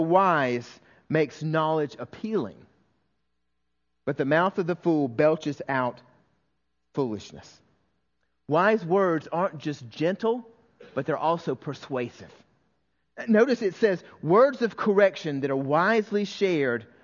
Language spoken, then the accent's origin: English; the South, United States; when I was raised in the South